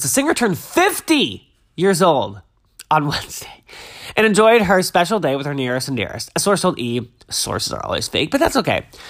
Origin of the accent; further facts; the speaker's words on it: Massachusetts, United States; I grew up in Glasgow, Massachusetts, which is a really small town on the south shore of Massachusetts, right on the water.